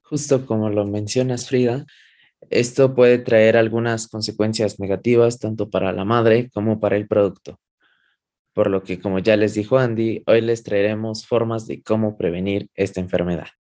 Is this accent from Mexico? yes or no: yes; Mexico; nosotros como población latina, específicamente población mexicana